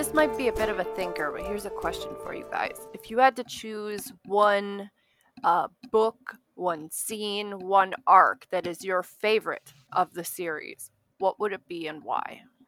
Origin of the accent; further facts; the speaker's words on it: Escanaba, Michigan, United States; moved away; also born or lived in Milwaukee; I came from, uh, Escanaba, Michigan